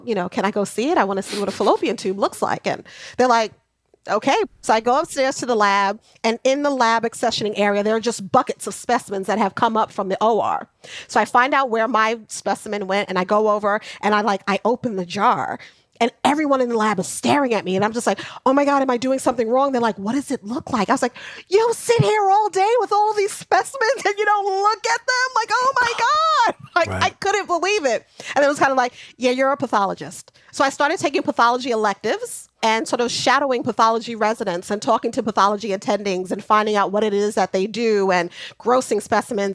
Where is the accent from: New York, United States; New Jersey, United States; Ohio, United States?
New York, United States; New York City; also born or lived in Atlanta / Brooklyn; Jamaica, Queens.